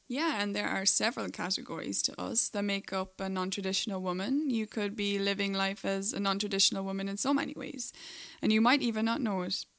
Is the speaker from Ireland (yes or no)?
yes; Ireland; moved away as an adult; also born or lived in Dubai; now in Los Angeles, United States; I'm the one with the accent. Uh, I'm Irish